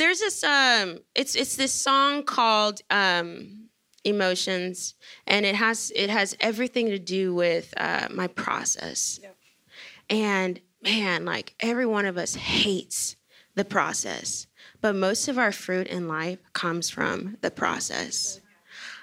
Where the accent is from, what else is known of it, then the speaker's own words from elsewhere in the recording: Shreveport, Louisiana, United States; I'm from Shreveport